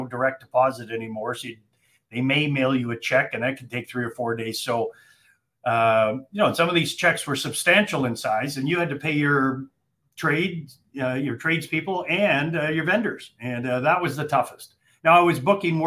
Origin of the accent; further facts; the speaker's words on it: Calgary, Alberta, Canada; moved away as an adult; also born or lived in Ontario / Vancouver, British Columbia; now in Atlanta, United States; I'm from Calgary originally. I live in Atlanta, Georgia now